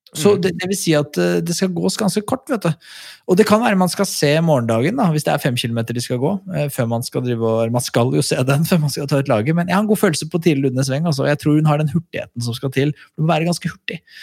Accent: Skedsmokorset, Akershus, Norway; Jeg er jo fra Skedsmokorset, og mange vil kalle det et høl

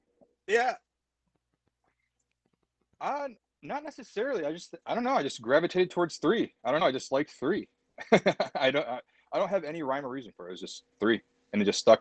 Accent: Adrian, Michigan, United States; We grew up in Adrian. So our whole entire childhood was Adrian.

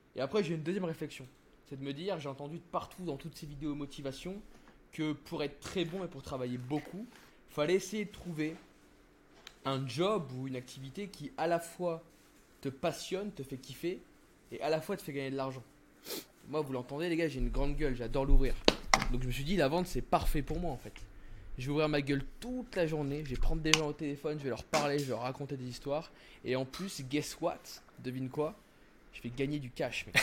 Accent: France; moved away as an adult; also born or lived in Miami; je suis français, tu vois. Alors, hmm. euh, bref, j'ai grandi en France et tout, donc ma mentalité est française

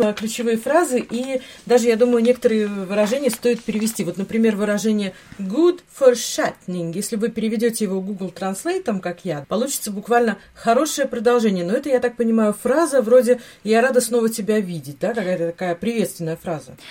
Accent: Latvia; у нас в Латвии, откуда я родом

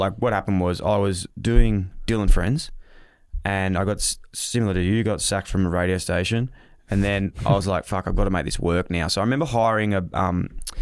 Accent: Victoria, Australia; I was from Vic

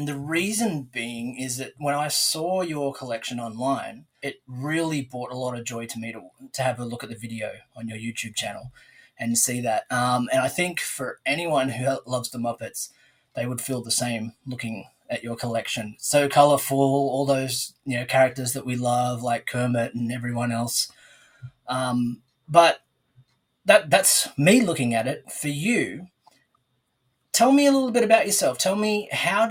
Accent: Sydney, New South Wales, Australia; I'm from Sydney, Australia

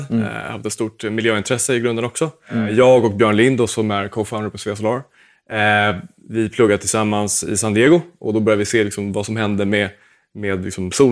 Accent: Småland, Sweden; komma ihåg att jag är en smålänning som co-founder, så att det blir inte dyrt oavsett.

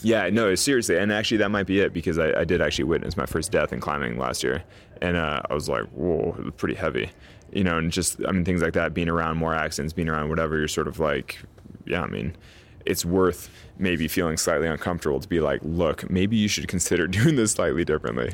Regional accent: Sacramento, California, United States; I grew up sort of in a vacuum in Sacramento

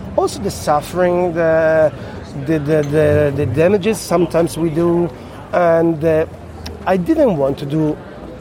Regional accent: Piedmont, Italy; English is a second language; I'm from Piemonte. We are famous for our cows and meat from cows.

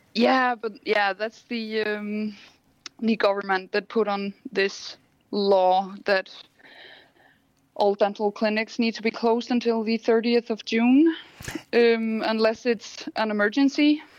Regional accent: Iceland; moved away as an adult; now in Copenhagen, Denmark; I'm from Iceland.

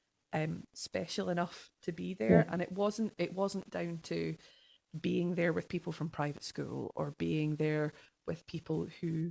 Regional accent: Denny, Scotland, United Kingdom; I grew up in Denny

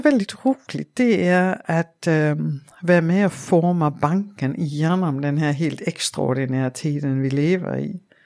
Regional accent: Denmark; Swedish is a second language; moved away as an adult; now in Sweden; jag är ju dansk mm. och uh, jag är uppvuxen på Jylland i en liten stad, Åre

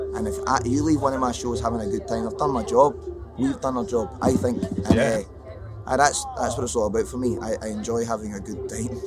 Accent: Scotland, United Kingdom; I'm Scottish

